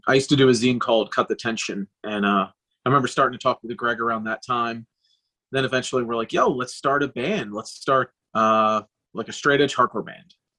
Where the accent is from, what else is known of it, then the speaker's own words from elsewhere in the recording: Delaware County, outside Philadelphia, Pennsylvania, United States; I grew up in Delaware County, right outside of Philadelphia, and then I lived in South Philly for a couple years